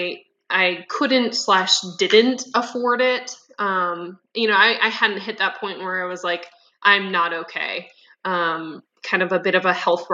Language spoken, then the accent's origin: English; Midwest, United States; I grew up in the Midwest